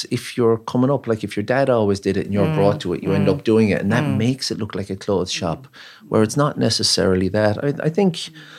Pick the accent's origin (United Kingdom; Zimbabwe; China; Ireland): Ireland; Ennis, County Clare; now in Cork, Ireland; Well, I'm from Ennis and I moved to Cork 20 years ago.